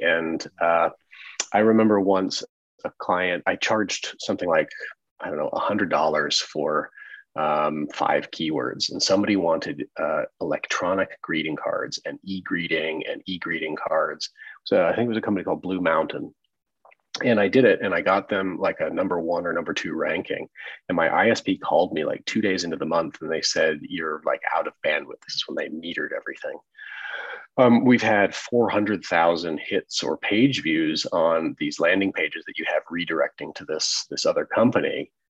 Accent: Evansville, Indiana, United States; I'm from Evansville, Indiana, you know, sort of small town Midwest.

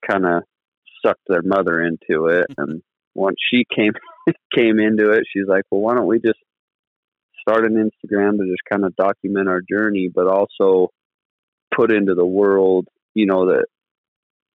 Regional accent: Southern Utah, United States; I'm from Southern Utah and been running dogs for about 16 years now

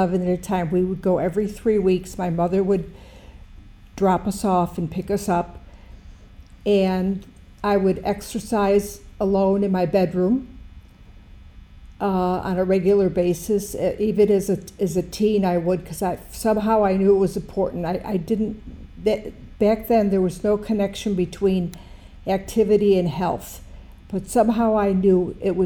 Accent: Buffalo, New York, United States; I'm from Buffalo, New York

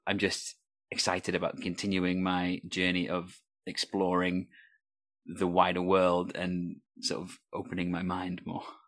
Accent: Wales, United Kingdom; I'm Welsh

